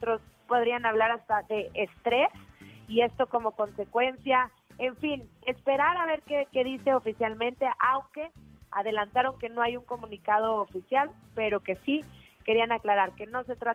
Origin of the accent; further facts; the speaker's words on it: Pachuca, Hidalgo, Mexico; now in Mexico City, Mexico; Em, soy de Pachuca, pero llevo ya un ratito viviendo aquí en la Ciudad de México.